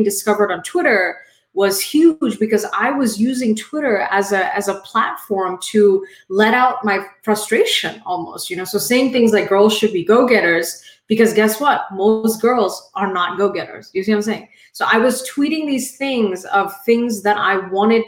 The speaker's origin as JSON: {"language": "English", "country": "India", "moved": "yes", "lives_now": "United States", "said": "I am an immigrant. I am Indian"}